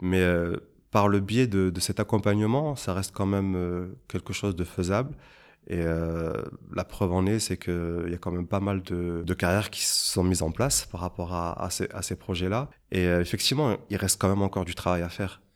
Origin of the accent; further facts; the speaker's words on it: Avignon, Provence-Alpes-Côte d'Azur, France; moved away as an adult; now in Luxembourg; je suis originaire en fait d'Avignon, qui se situe pas loin de Marseille